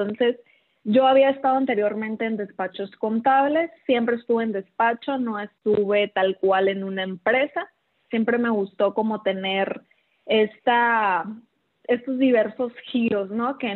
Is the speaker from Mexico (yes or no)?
yes; Culiacán, Sinaloa, Mexico; Sí, soy de Culiacán.